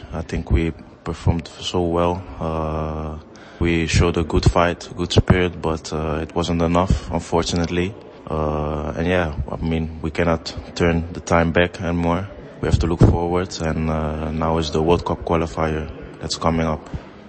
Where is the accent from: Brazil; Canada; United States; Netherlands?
Netherlands; born there; I was born in Holland, but it doesn't change the fact that my dad's from Nigeria.